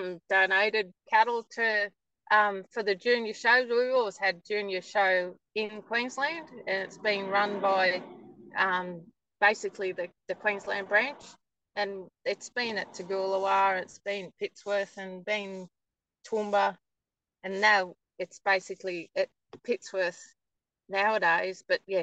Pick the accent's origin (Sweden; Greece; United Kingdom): United Kingdom; England; now in Australia; No. I'm originally from England and then came out here, and then my father, he moved to Mount Tyson